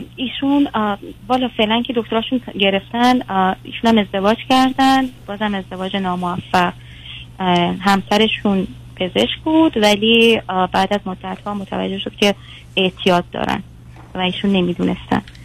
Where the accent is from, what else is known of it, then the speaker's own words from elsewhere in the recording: Iran; توی بخشی از ایرانیم که سنتی هن خیلی